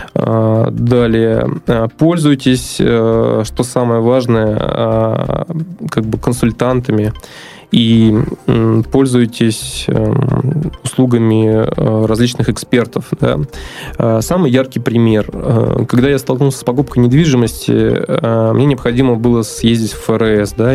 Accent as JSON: {"language": "Russian", "town": "Astrakhan", "region": "Astrakhan Oblast", "country": "Russia", "tie": "born or raised there", "also_born_or_lived": "Moscow", "moved": "as an adult", "lives_now": "Saint Petersburg, Russia", "said": "вообще я родился на юге, в Астрахани"}